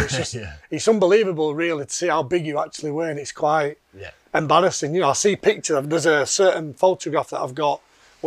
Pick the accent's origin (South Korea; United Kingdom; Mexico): United Kingdom; Yorkshire and the Humber; I'm from Yorkshire originally, which you can probably tell by the accent. Brought up by a working class family in a working class town